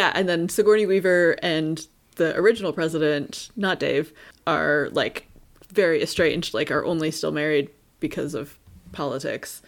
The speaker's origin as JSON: {"language": "English", "country": "Canada", "said": "we are Canadian"}